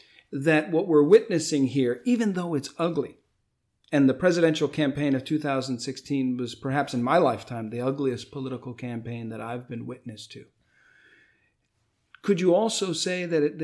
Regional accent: United States; as an American

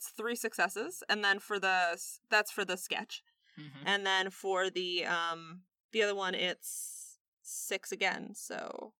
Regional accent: Minnesota, United States; I'm from Minnesota. We know lakes.

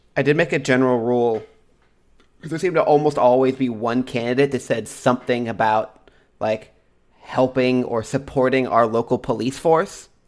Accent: Texas, United States; now in Washington, United States; we're from Texas

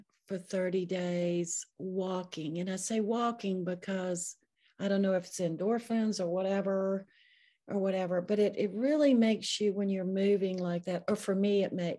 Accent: the South, United States; I was raised in the South. I'm almost 70 years old. So during the Jim Crow era, you know, just a lot of changes.

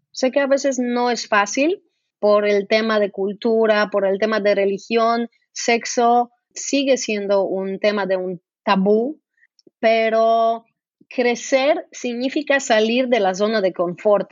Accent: Poland; Spanish is a second language; moved away as an adult; also born or lived in Brazil; Yo crecí, yo nací en Polonia y crecí en comunismo

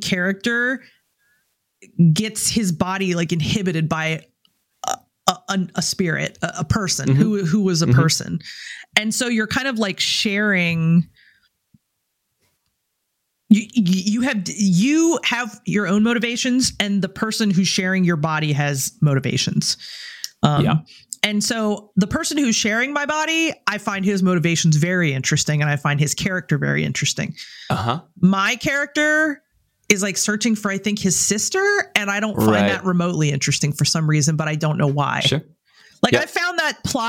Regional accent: New Orleans, Louisiana, United States; moved away as an adult; I grew up in New Orleans and lived there until I was 27.

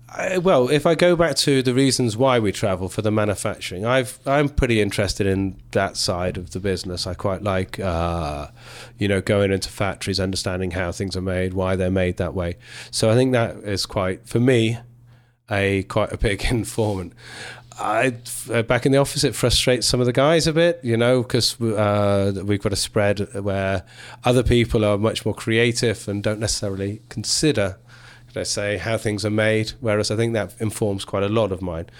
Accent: England, United Kingdom; So I'm English through and through.

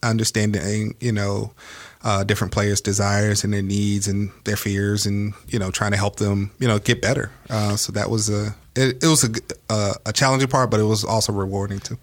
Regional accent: Georgia, United States; I'm originally from Georgia

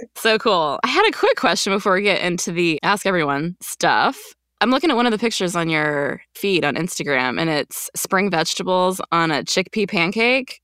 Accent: Quebec, Canada; I grew up in Quebec

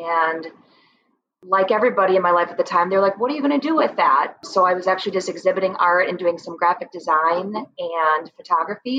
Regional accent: Fox Valley, Wisconsin, United States; I am born and raised in the Fox Valley

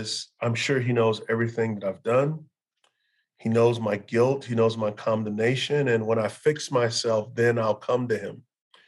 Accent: Texas, United States; growing up in Texas, I grew up a huge Cowboy fan

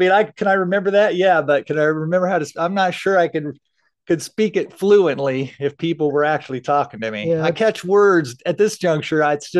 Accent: Fort Belvoir, Virginia, United States; born there; also born or lived in Falls Church / Manassas; now in Idaho, United States; Actually, I was born in Fort Belvoir, Virginia. So I lived out there. We actually lived in Falls Church, then moved to Manassas when I was, I think, just going into school. And then we moved out here to Idaho.

